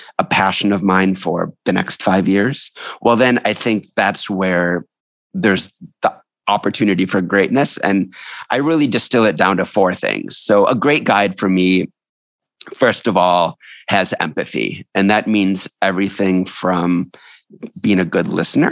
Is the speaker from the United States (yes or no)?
yes; New York City, New York, United States; I'm a New Yorker